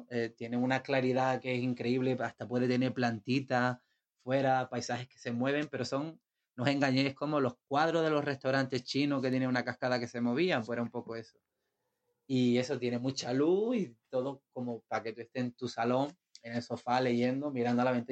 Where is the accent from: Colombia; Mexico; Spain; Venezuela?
Spain; now in Portugal; ahora estoy aquí en Portugal y tenía intenciones de volverme a España por unas cosillas y demás. Y bueno, ahora supongo que me tocará volver a mi